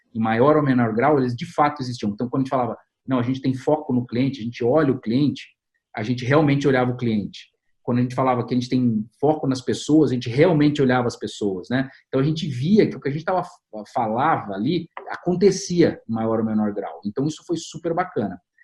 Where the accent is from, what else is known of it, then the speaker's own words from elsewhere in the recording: Campinas, São Paulo, Brazil; Aqui em Campinas é o lugar de onde eu sou